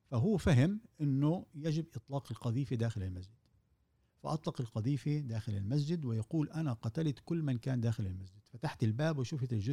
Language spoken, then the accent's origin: Arabic; Palestine; احنا كفلسطينيين وكعرب عامه